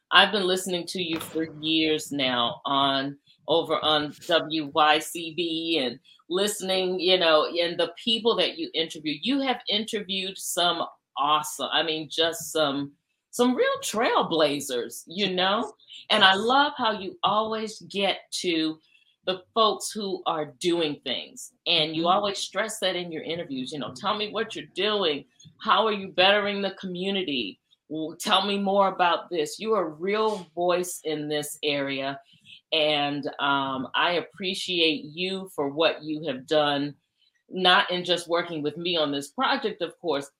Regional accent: South Carolina, United States; I'm from South Carolina also

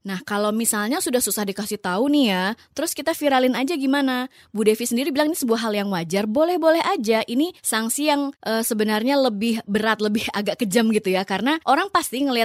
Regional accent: Sorong, Southwest Papua, Indonesia; moved away as an adult; also born or lived in Yogyakarta; now in Jakarta, Indonesia; gue juga orang daerah. Gue dari daerah Sorong Papua, gue merantau ke Jogja untuk kuliah dan kerja sampai akhirnya gue datang ke Jakarta.

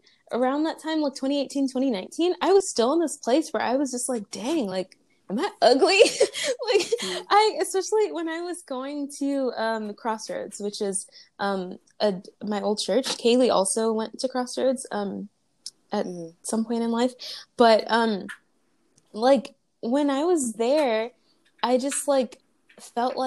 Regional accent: Riverside, California, United States; also born or lived in Los Angeles / Long Beach / Inland Empire; from ages 10 to 16, I lived in Riverside

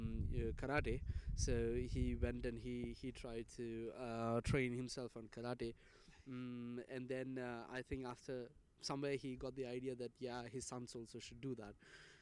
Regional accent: India; I'll say, I'm from India. And they'll say, are you trying to joke? Because I wouldn't look anything like what that part of India would look like, you know, and they wouldn't even trust me if I said that I'm Indian

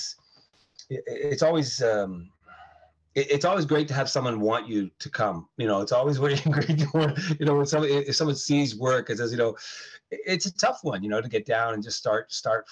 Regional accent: Canada; also born or lived in New York State, United States; I was born in New York, in New York State, and we emigrated to Canada when I was a kid

